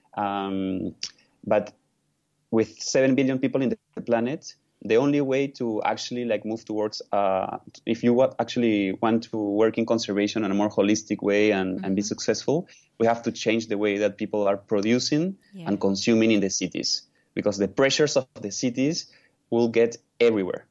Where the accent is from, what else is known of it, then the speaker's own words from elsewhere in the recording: Lima, Peru; I was born in, in one of the in the largest city of Peru, mm-hmm. which is Lima